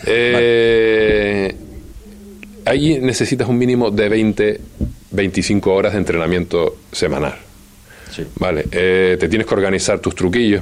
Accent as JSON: {"language": "Spanish", "country": "Spain", "said": "como español"}